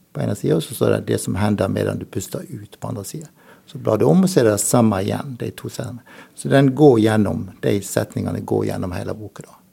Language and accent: Norwegian; Dale, Norway; jeg vokste opp på Dale